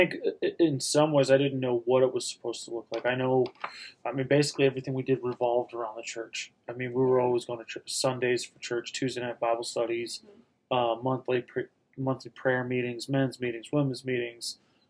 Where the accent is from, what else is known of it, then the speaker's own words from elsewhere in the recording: Reno, Nevada, United States; also born or lived in Los Angeles; born in L.A., but I'm from Reno. Lived here forever